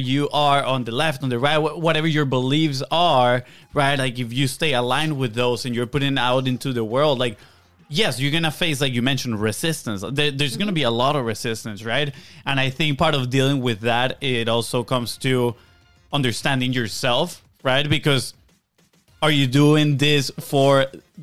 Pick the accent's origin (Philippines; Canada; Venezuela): Venezuela; moved away; we come from Venezuela.